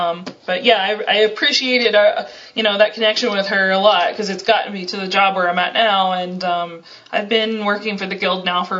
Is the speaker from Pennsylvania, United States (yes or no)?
yes; Pennsylvania, United States; moved away as an adult; also born or lived in Kentucky; now in Bozeman, United States; I grew up in Pennsylvania.